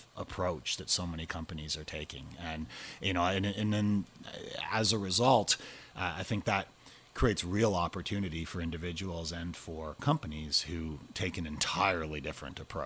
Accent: Canada; I'm from Canada

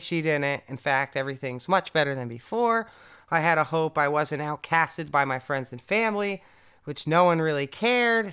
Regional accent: Connecticut, United States; now in Berlin, Germany; if I was born in San Francisco, rather than Connecticut

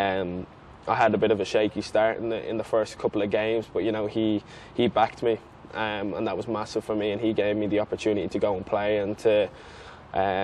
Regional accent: Ireland; moved away; being an Irish lad

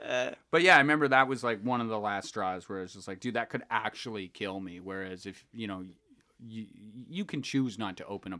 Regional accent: Calgary, Alberta, Canada; because I'm from Calgary, and I maybe met like 3 black people in my life at this point.

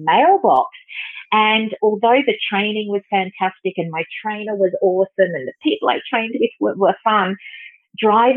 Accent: Sydney, New South Wales, Australia; I grew up in Sydney

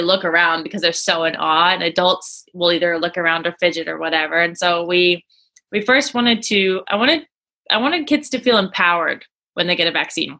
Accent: Vancouver, British Columbia, Canada; I'm from Vancouver, but I'm presently sitting in the UK right now.

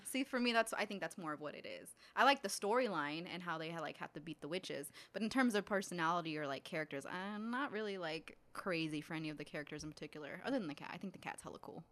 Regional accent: California, United States; growing up in California

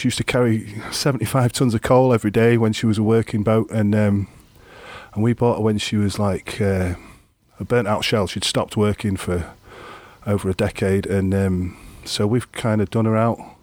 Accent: Grimsby, Yorkshire and the Humber, United Kingdom; I grew up in Grimsby, which is like a, an East Coast

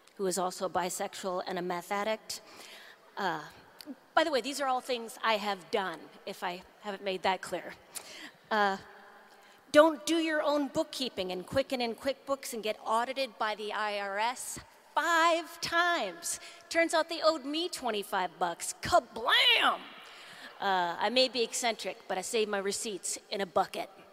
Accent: Duluth, Minnesota, United States; I'm still from Duluth

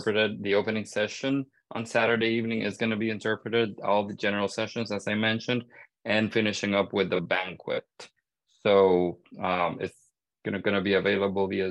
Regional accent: Honduras; moved away; my home country, Honduras

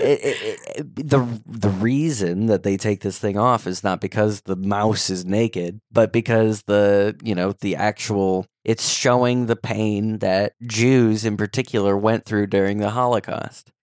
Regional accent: St. Louis, Missouri, United States; now in Philadelphia, United States; I live in Philadelphia, but I'm from Saint Louis. My family still all lives out in the Midwest

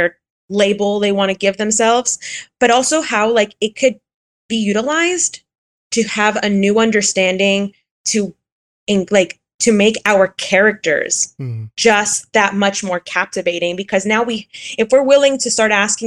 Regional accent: Miami, Florida, United States; moved away; where I grew up in Miami

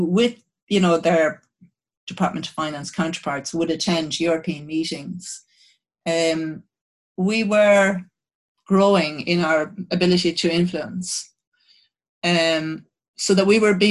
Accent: Ireland; as an Irish person

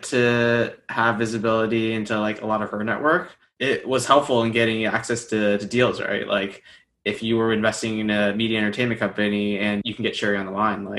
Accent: the Bay Area, California, United States; moved away as an adult; now in New York, United States; Born and raised in the Bay, grew up Taiwanese American

